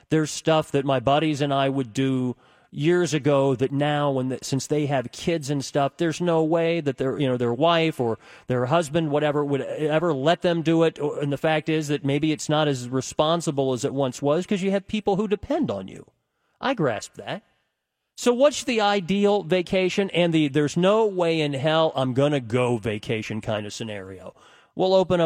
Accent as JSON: {"language": "English", "country": "United States", "said": "I'm an American"}